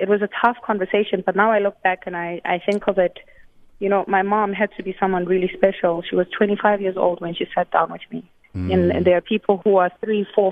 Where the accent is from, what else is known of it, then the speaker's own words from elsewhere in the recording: Johannesburg, Gauteng, South Africa; also born or lived in Katlehong (Zonkizizwe Township), Gauteng; now in New York City, United States; I grew up in the streets of Rosettenville. I was born in Zonkiziza Township